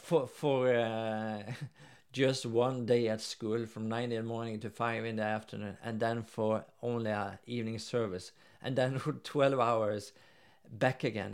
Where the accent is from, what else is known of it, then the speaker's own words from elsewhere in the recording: Norway; now in Sweden; since I'm from Norway